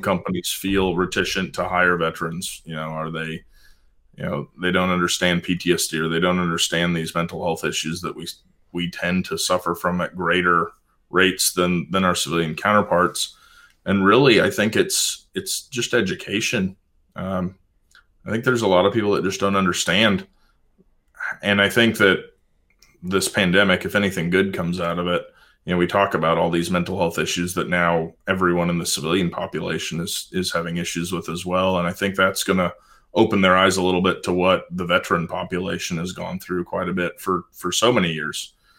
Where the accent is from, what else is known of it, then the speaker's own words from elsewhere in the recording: Pacific Northwest, United States; I grew up in the Pacific Northwest